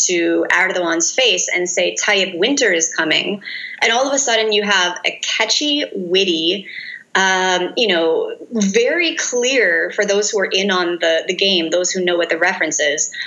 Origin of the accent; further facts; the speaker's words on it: United States; an American researcher in Turkey